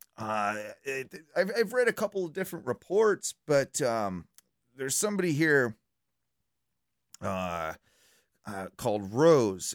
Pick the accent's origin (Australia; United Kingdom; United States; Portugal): United Kingdom; being British